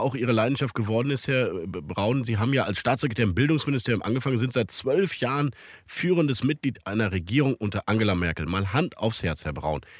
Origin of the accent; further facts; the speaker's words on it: Rhineland, Germany; bei uns im Rheinland